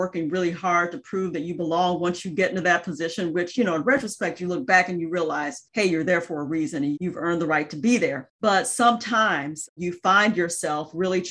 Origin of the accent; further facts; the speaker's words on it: Jackson, Mississippi, United States; moved away; I grew up in Jackson, Mississippi, and was the daughter of a civil rights attorney and a school teacher.